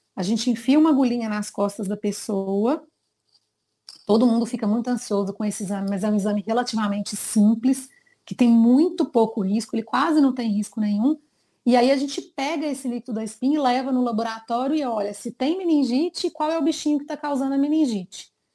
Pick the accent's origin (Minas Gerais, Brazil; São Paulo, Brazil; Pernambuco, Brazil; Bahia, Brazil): Minas Gerais, Brazil; Sou de Minas, terrinha muito querida.